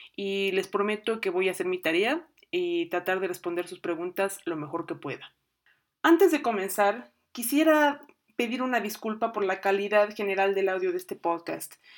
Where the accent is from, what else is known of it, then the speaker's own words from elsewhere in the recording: Mexico; yo soy mexicana con eh, madre uruguaya